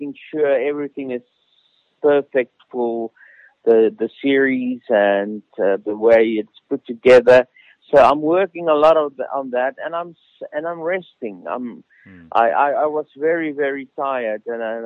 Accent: Pretoria, Gauteng, South Africa; moved away; we are in Pretoria, of all places. I've gone back to my hometown

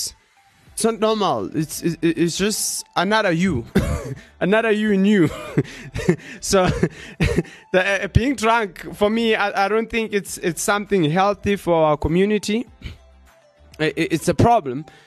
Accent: South Africa; accent: South African; my accent sounds like a South African person

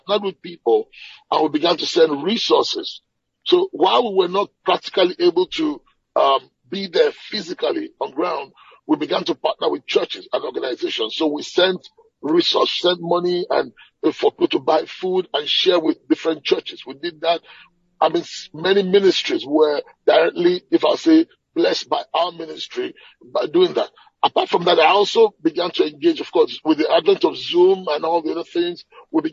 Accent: Nigeria; moved away as an adult; now in Atlanta, United States; I'm a Nigerian by birth. Okay, I grew up in Nigeria, but I've left Nigeria

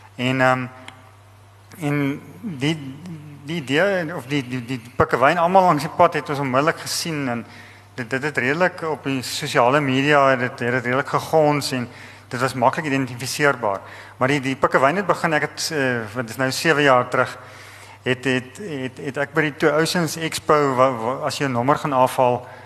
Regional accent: Eastern Free State, South Africa; ek het in Oos-Vrystaat groot geword

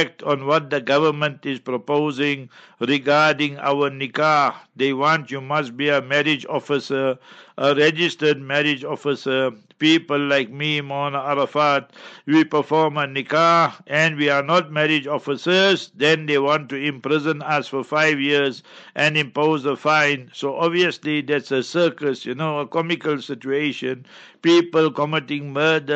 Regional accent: Heidelberg, Gauteng, South Africa; moved away; I will be in Heidelberg, my hometown

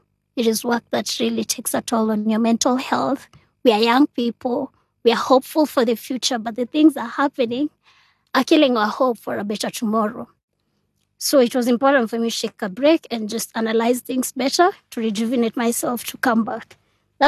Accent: Nairobi, Kenya; I also grew up in Madare

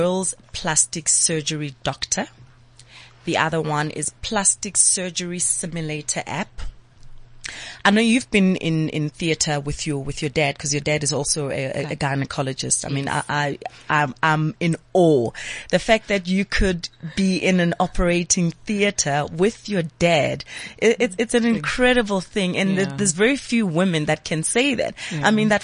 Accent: Johannesburg, Gauteng, South Africa; I'm from Pimville, and you know, there's a close clinic there

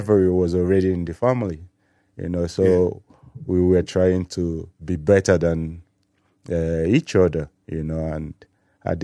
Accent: Enugu, Enugu State, Nigeria; moved away as an adult; also born or lived in Germany; I grew up in Enugu

